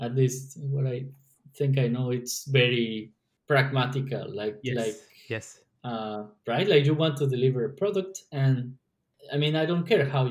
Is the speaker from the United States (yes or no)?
no; Mexico; moved away; we're from Mexico